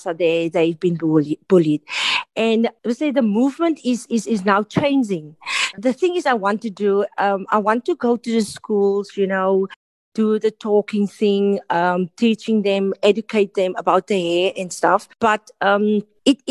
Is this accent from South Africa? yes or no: yes; Citrusdal, Western Cape, South Africa; I'm from a small town in the Western Cape. It's called Citrusdal.